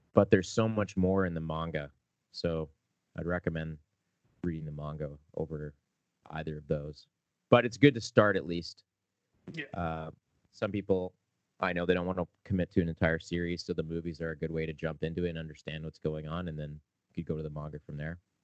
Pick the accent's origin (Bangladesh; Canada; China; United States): Canada; we're a Canadian band